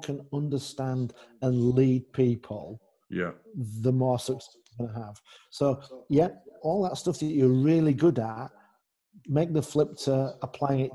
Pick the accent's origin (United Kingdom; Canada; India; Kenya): United Kingdom; England; moved away; also born or lived in Netherlands / Germany; I'm English. Yeah. I'm English. I'm from the land of Shakespeare, Chaucer, Dickens